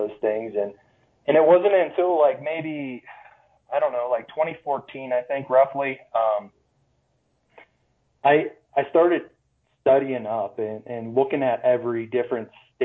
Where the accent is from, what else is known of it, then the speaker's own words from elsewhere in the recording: Pennsylvania, United States; moved away as an adult; now in Colorado, United States; born and raised in Pennsylvania